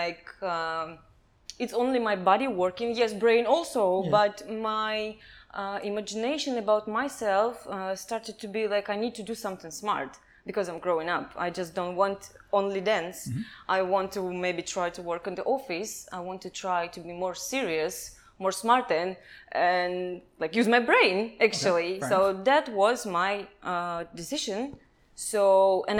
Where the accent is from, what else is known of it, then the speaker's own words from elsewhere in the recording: Kazakhstan; English is a second language; moved away as an adult; also born or lived in Russia / China; now in Thailand; I'm from Kazakhstan